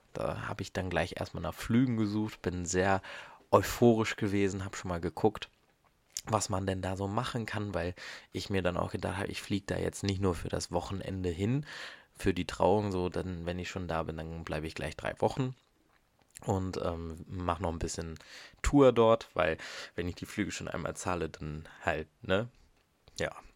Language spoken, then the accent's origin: German; Germany; bei uns in Deutschland